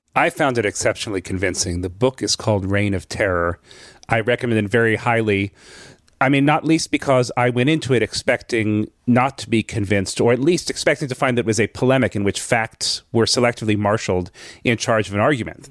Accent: United States; as an American Jew

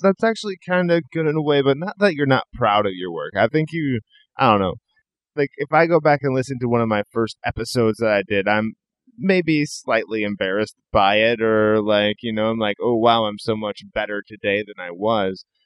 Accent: Iowa, United States; also born or lived in Northern California; now in California, United States; I'm originally from the Midwest. I'm originally from Iowa. I live out here in California now

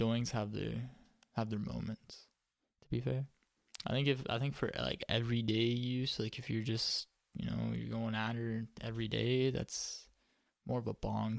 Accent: Canada; we're from Canada

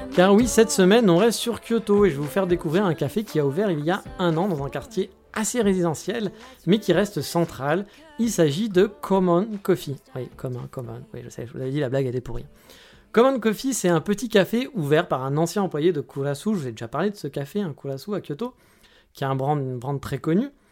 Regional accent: France; now in Japan; on est français, monsieur

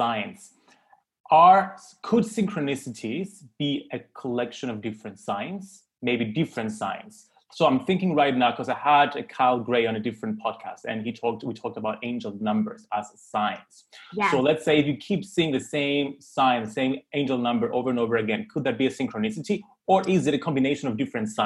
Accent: Cyprus; I grew up in Cyprus

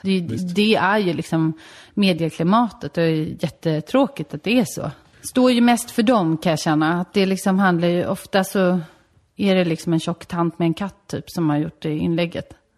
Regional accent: Solna, Stockholm County, Sweden; also born or lived in Värmdö; i Solna växte jag upp tills jag var 13

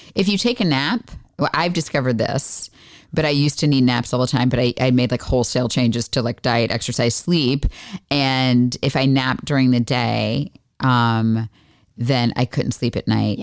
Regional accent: Florida, United States; I grew up in Florida

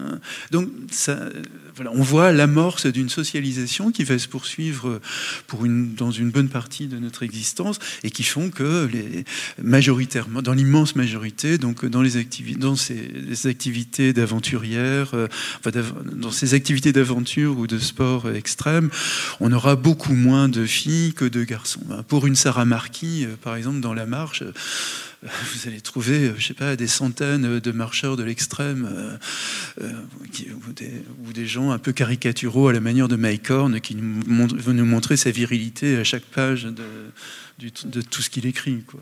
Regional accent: Le Mans, Pays de la Loire, France; Mais je l'ai dit, j'ai grandi au Mans, dans une ville ouvrière

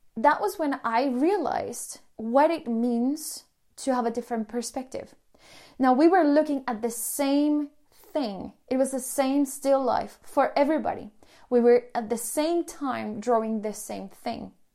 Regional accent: Colombia; moved away as an adult; also born or lived in Sweden; I'm from Colombia

